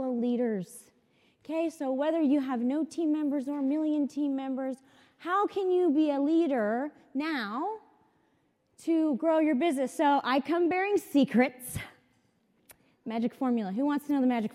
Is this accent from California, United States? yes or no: yes; San Clemente, California, United States; I'm from San Clemente, California.